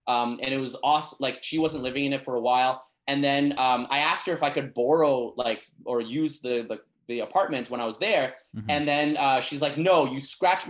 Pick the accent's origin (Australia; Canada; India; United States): Canada; moved away; I come from Canada and like how people in Canada think that I'm really good at Cantonese